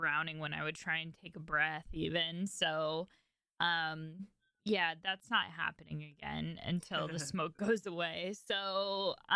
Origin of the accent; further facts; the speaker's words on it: Bay Area, California, United States; now in Sacramento, United States; I grew up in the Bay Area